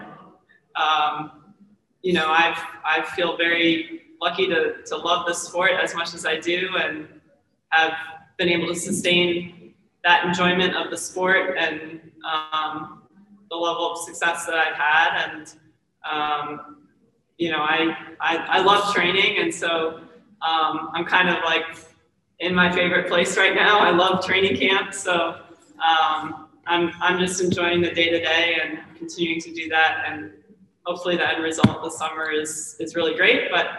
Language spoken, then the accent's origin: English; Maryland, United States; So she's from Virginia. I'm from Maryland. And of course, she's quite a few years younger than me. So we never really raced growing up in that area.